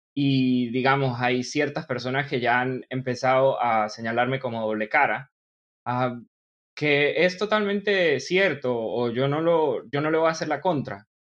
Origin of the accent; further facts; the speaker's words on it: Venezuelan Andes, Venezuela; accent: gocho; yo soy venezolano de nacimiento. soy gocho